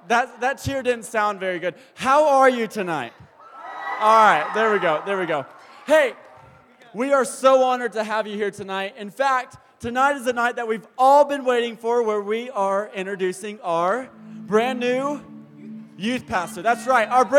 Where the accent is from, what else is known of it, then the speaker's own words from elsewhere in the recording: the South, United States; I'm from the South